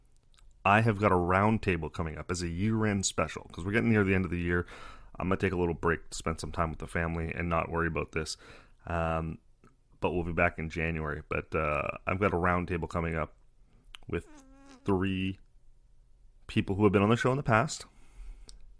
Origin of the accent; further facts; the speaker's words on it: Canada; I'm Canadian